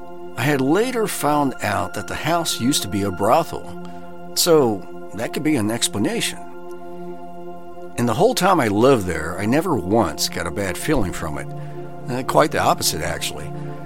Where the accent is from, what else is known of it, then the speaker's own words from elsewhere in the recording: Australia; also born or lived in Japan; I grew up in Australia before going to high school in Japan. I had just graduated from high school and moved back to Cairns, Australia.